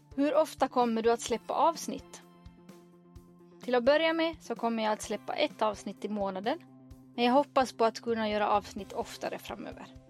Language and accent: Swedish; Finland; now in Sweden; Jag kommer från Finland, bor i Sverige